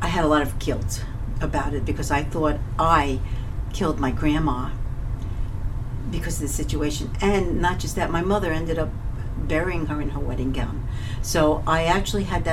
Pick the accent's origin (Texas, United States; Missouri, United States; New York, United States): New York, United States; New York City; I was born and raised in Coney Island, Brooklyn